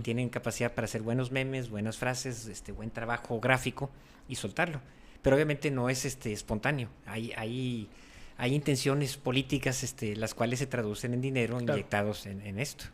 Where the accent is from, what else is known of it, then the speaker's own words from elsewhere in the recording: Mexico; así somos los mexicanos